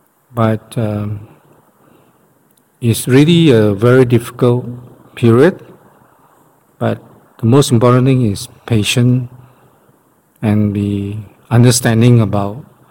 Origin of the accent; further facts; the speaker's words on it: Malaysia; we are from Malaysia